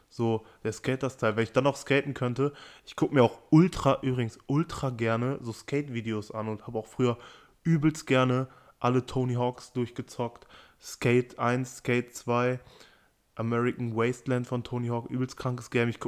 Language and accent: German; Amstetten, Lower Austria, Austria; also ich komme aus Amstetten und da, ich weiß nicht warum, aber irgendwie, es gab Leute, die sind für Nike SB gefahren